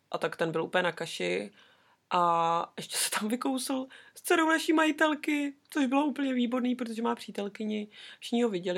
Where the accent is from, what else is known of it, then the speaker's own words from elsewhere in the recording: Czechia; moved away as an adult; now in New Zealand; my Češky